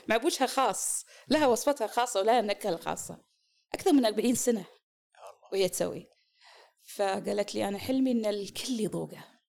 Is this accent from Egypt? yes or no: no; Kuwait; moved away as an adult; now in Eastern Province, Saudi Arabia; انا والدتي من الكويت